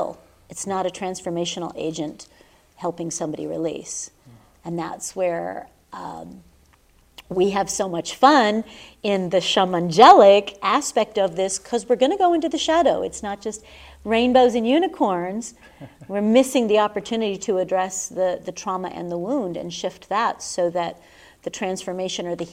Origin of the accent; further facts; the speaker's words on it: Southern California, United States; now in Sedona, United States; I was raised in Southern California